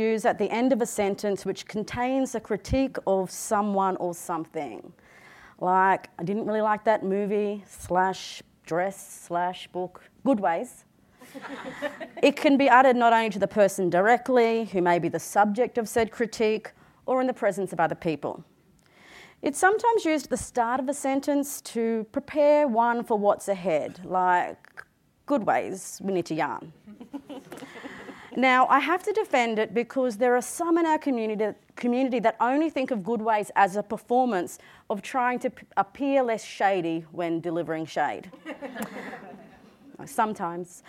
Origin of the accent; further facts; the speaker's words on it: Yuggera country, Queensland, Australia; born and raised on Yuggera country, the location of which was opposite four lanes of traffic, two train lines, and a foundry